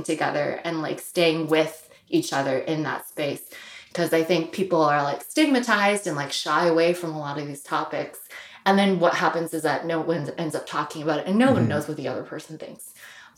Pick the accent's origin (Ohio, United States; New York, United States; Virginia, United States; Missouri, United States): Missouri, United States; St. Louis; I grew up in the Midwest, which is upper middle class white suburb in Missouri. Even though it was St. Louis, it was not the city